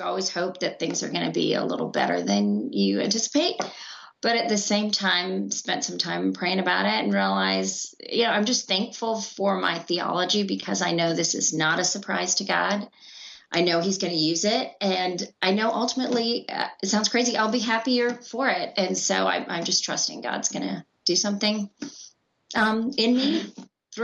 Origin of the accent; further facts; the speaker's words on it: India; I was born in India